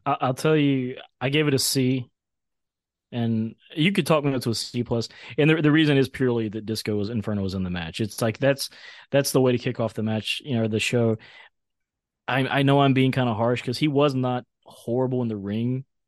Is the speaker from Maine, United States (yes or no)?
no; outside of Charlotte, North Carolina, United States; I grew up outside of Charlotte about forty-five minutes to an hour.